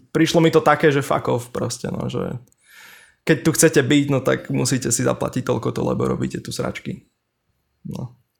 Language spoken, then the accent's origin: Slovak; Liptov, Orava, Žilina Region, Slovakia; moved away as an adult; now in Bratislava, Slovakia; som chlapec z, z Liptova, z Oravy